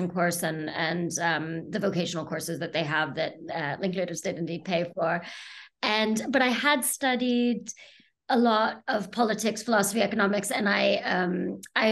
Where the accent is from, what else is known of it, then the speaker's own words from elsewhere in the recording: United States; moved away as an adult; now in United Kingdom; I'm from the US originally, and I came to the UK originally to do my third year of university, junior year abroad, as they say in the US. And I essentially stayed